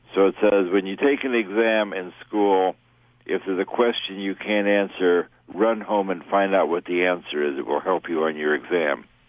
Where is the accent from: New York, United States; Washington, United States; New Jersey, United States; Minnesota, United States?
New York, United States; New York City; growing up in New York City